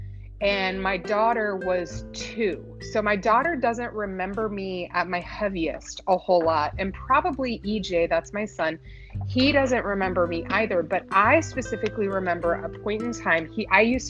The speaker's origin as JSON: {"language": "English", "town": "Galveston", "region": "Texas", "country": "United States", "tie": "born or raised there", "moved": "yes", "lives_now": "Maryland, United States", "said": "I'm in Maryland. Currently, but I was raised in Texas"}